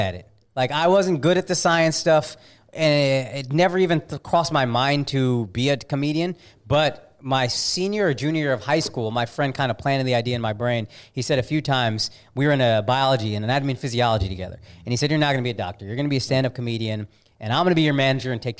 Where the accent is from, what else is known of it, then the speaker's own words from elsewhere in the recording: Plano, Texas, United States; moved away as an adult; also born or lived in Dallas, Texas / Frisco, Texas / New York City / Los Angeles; I'm born and raised here. In Dallas, yeah. Right. Baylor Hospital. And then I grew up in Plano in the suburbs